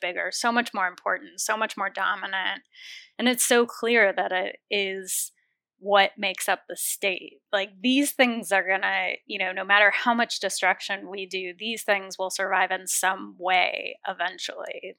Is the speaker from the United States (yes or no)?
yes; Los Angeles, California, United States; also born or lived in Oakland, California / Berkeley, California; I grew up in Los Angeles